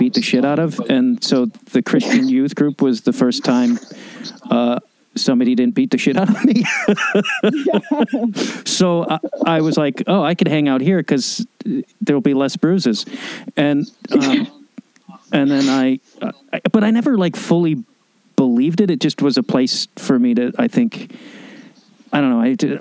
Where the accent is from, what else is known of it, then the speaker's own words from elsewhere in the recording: outside Chicago, Illinois, United States; I grew up outside Chicago